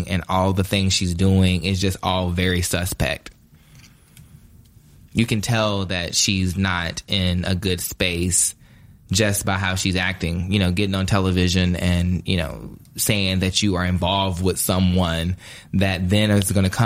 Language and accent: English; Ahoskie, North Carolina, United States; moved away; I come a long way from Ahoskie, North Carolina now